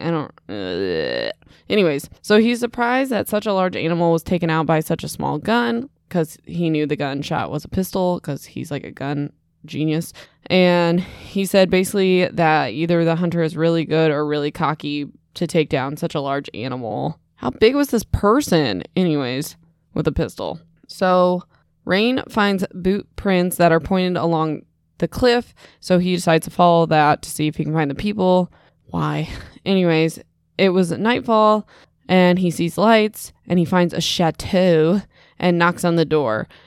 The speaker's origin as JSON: {"language": "English", "region": "Midwest", "country": "United States", "said": "I'm from the Midwest"}